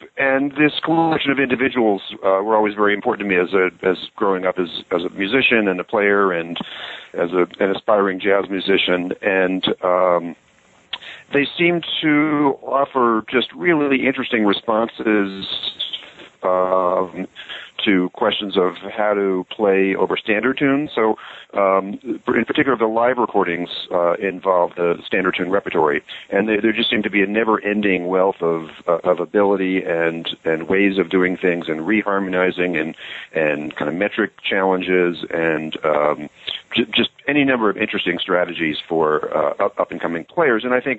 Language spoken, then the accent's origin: English; North Carolina, United States; also born or lived in Long Island, New York; I grew up in Long Island, New York, and lived there until I was about 10, and then moved to the South and ultimately went to junior high school and high school and undergraduate school in North Carolina.